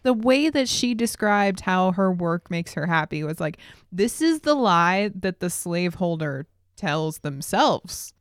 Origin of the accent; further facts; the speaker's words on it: Billings, Montana, United States; we're from Billings, Montana